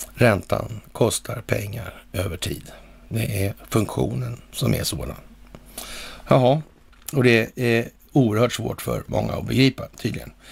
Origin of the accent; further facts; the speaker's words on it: Sweden; här hemma i Sverige